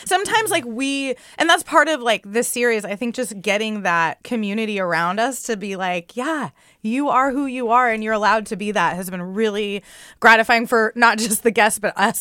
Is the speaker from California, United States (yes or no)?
yes; San Diego, California, United States; I grew up in San Diego in a not a super culturally Mexican household